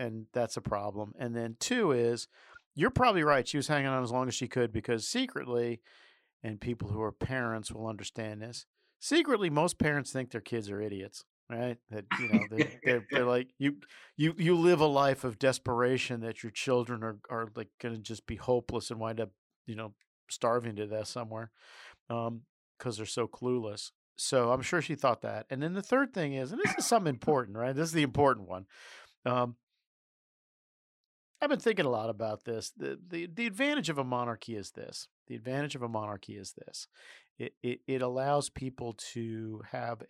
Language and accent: English; United States; I'm an American